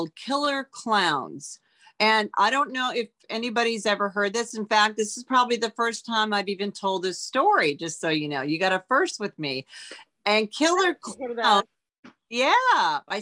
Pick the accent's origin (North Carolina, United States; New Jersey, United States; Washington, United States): Washington, United States; Auburn; moved away as an adult; also born or lived in Los Angeles; I grew up in Auburn, Washington, which is a small town out of Seattle, I just packed up my car and drove to Los Angeles